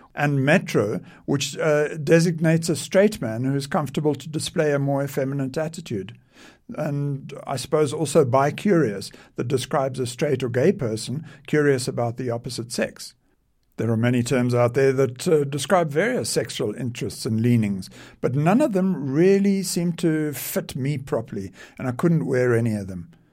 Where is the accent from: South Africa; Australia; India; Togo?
South Africa; I was born in South Africa